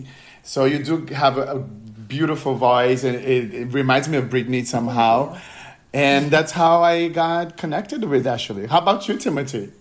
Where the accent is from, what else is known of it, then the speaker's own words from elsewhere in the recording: Brazil; I'm from Brazil